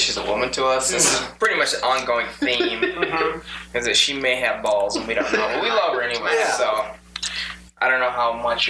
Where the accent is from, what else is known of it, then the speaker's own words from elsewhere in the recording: Iowa, United States; Because I grew up in Iowa.